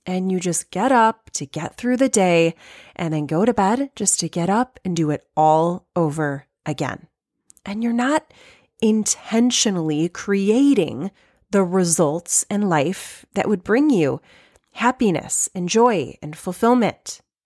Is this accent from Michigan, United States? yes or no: yes; Michigan, United States; if I'm from Michigan